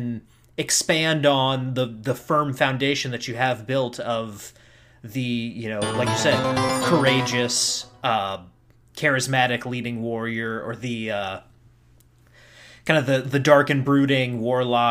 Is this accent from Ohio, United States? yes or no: no; North Carolina, United States; I'm a North Carolinian.